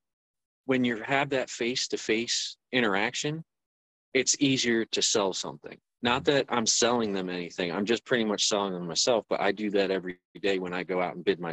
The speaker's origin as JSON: {"language": "English", "town": "Pennsburg", "region": "Pennsylvania", "country": "United States", "said": "I'm from Pennsburg, so like northeast Pennsylvania, about like 20-30 minutes north of Philadelphia"}